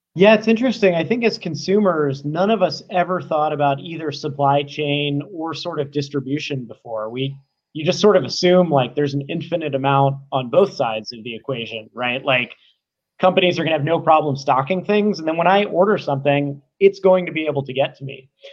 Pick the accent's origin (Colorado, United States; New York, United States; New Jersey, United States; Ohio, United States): Ohio, United States; Cincinnati; also born or lived in Atlanta; now in San Francisco, United States; I grew up in Cincinnati